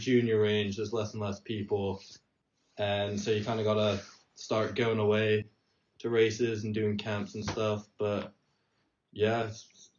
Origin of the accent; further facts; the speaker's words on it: Bermuda; from Bermuda.